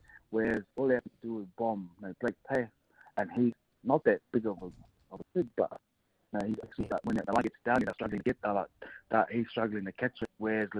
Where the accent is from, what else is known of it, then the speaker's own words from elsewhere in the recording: Queensland, Australia; But I'm a proud Queenslander. So I'm a Queenslander.